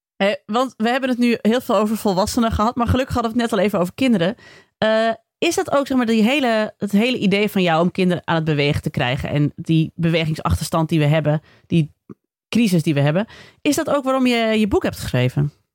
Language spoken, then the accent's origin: Dutch; Friesland, Netherlands; ik ben ook opgegroeid in Friesland